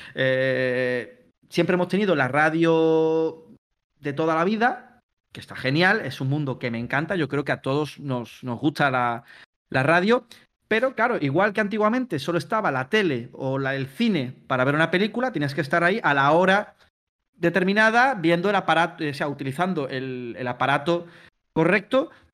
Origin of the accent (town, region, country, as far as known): Palma del Río, Andalusia, Spain; moved away as an adult; now in Mallorca, Spain